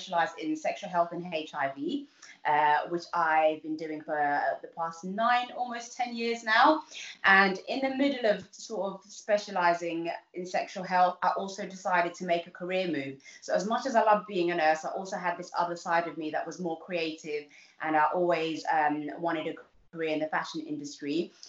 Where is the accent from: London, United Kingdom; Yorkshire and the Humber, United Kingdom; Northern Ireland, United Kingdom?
London, United Kingdom; also born or lived in Uganda; I grew up in Southeast London, in somewhere, a little place called East Dulwich